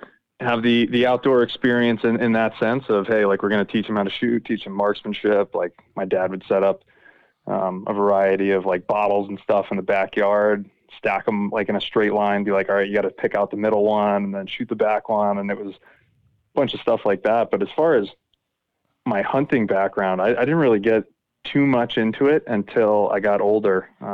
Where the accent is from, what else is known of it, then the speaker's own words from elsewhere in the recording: Camp Lejeune, North Carolina, United States; born there; also born or lived in Quantico / Northern Virginia; I grew up in a military family. I was born on Camp Lejeune in North Carolina, two Marine officer parents. Kind of lived on bases until about 2000. I was living in Quantico, and parents got out of the Marine Corps, lived in Northern Virginia.